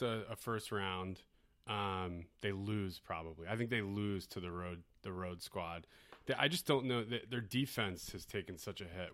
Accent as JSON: {"language": "English", "town": "Philadelphia", "region": "Pennsylvania", "country": "United States", "said": "As a Philadelphian"}